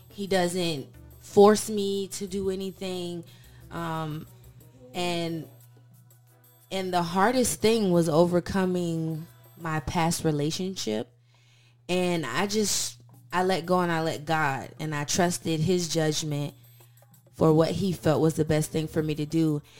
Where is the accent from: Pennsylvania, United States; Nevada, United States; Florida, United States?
Florida, United States; St. Petersburg; I'm from St. Petersburg, Florida, but I've kind of lived in a couple different states growing up.